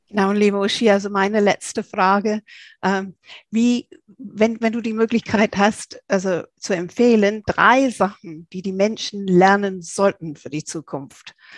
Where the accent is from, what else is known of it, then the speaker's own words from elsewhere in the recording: England, United Kingdom; now in Germany; als Engländerin